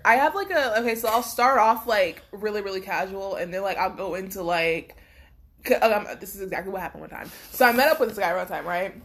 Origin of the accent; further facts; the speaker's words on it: Florida, United States; I'm from Bumfuck, Florida